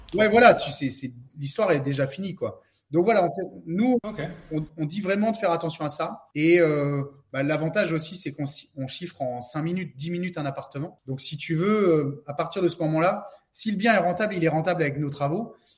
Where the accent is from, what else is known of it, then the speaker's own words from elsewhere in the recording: Saint-Brieuc, Brittany, France; moi je suis de Saint-Brieuc, donc c'est dans les Côtes d'Armor, dans le 22.